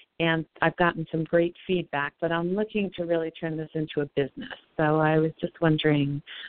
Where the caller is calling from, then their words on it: Colorado, United States; calling from Colorado.